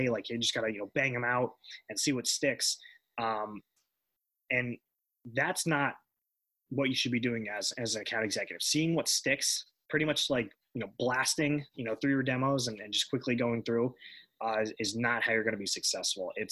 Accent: New York, United States; born there; you know, I was born in New York

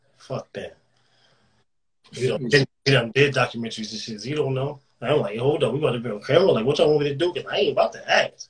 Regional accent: Philadelphia, Pennsylvania, United States; So that's me telling you that it's still in me. Motherfucker, I'm from Philly.

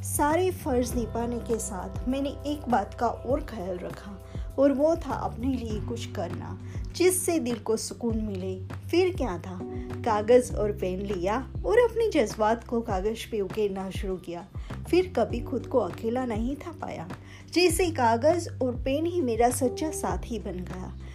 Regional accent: Dar es Salaam, Tanzania; मैं दारसलाम टांजानिया से हूँ

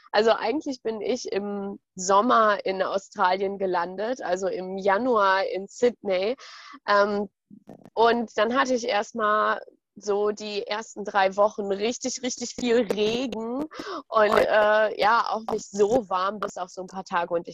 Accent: North Rhine-Westphalia, Germany; Ich komme auch aus NRW

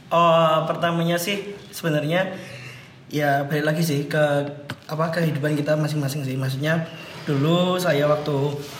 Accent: Surakarta, Central Java, Indonesia; now in Yogyakarta, Indonesia; aku orang Solo

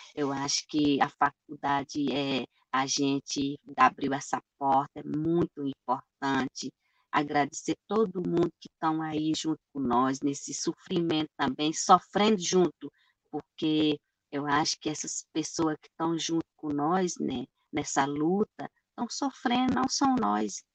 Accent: Brazil; Nós somos povo habitante do Brasil aqui

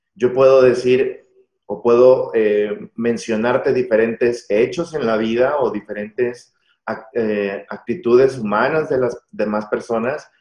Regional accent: Mexico; la misma educación que, que, hemos tenido como mexicanos

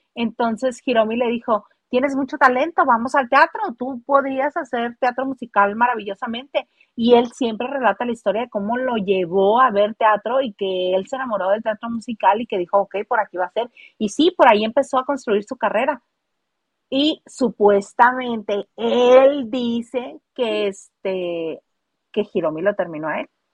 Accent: northern Mexico, Mexico; las norteñas somos otra cepa. Bueno, las que somos norteña

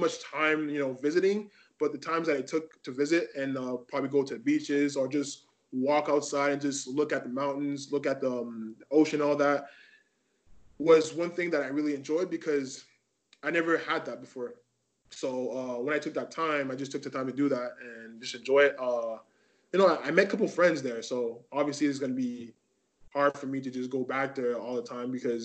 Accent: Montreal, Quebec, Canada; also born or lived in Laval; I'm glad to be here to represent Montreal, because that's where I live. This is my hometown.

